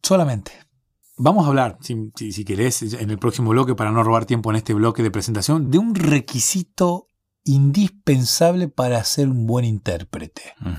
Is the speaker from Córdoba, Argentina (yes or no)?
no; Bahía Blanca, Buenos Aires Province, Argentina; yo soy de Bahía Blanca